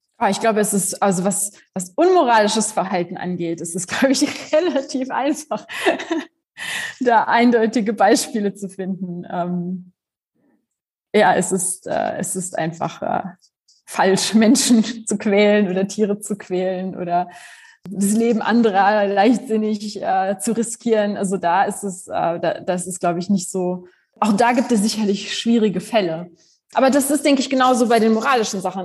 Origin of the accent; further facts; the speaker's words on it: Germany; also born or lived in Poland; Ich bin gebürtige Polin, aber ich mhm. bin in Deutschland aufgewachsen.